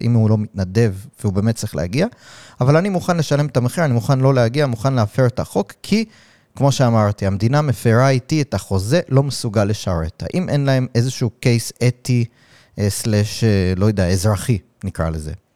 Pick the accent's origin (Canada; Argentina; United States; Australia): United States; now in Israel; אני מגיע מארצות הברית